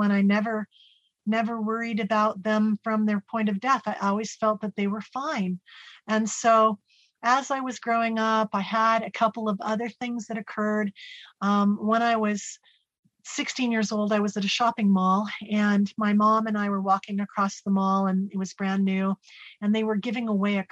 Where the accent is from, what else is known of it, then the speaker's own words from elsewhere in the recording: Salem, Oregon, United States; I was born in Salem, Oregon, and I was one of five children